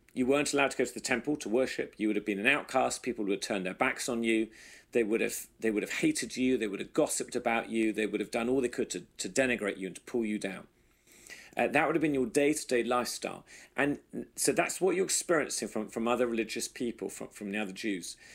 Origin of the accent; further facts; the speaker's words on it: England, United Kingdom; now in United States; us as good English people, Brits in America